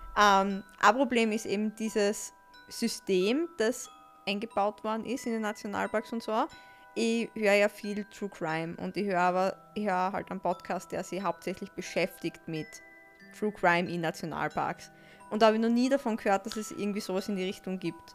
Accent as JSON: {"language": "German", "country": "Austria", "said": "bei uns in Österreich"}